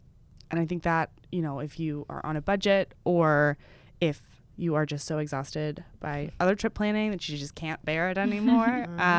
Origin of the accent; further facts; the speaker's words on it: Texas, United States; I grew up in Texas, so my knowledge of the Northeast is very slim.